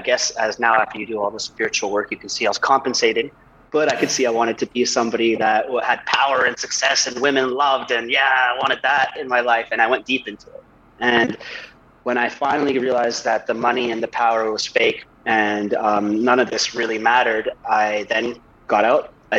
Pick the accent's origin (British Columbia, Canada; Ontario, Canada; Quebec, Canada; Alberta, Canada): British Columbia, Canada; Vancouver; moved away as an adult; now in Bali, Indonesia; I grew up in East Vancouver, Canada, in a rough area.